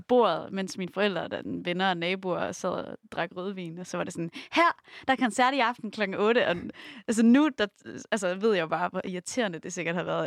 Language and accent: Danish; Romalt, Central Denmark Region, Denmark; Faktisk er jeg vokset op uden for Rumalt